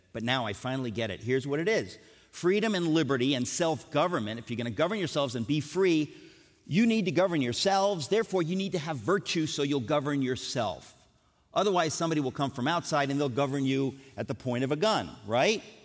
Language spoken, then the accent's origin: English; United States; I grew up in America